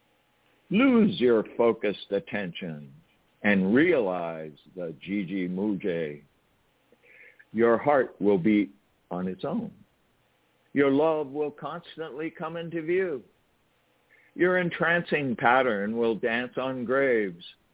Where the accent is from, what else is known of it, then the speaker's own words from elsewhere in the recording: California, United States; I'm from California